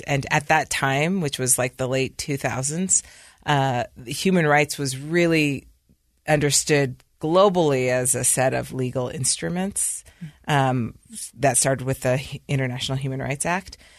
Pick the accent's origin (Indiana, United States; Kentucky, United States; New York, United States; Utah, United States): Utah, United States; Provo; moved away as an adult; also born or lived in London, United Kingdom; I grew up in Provo, Utah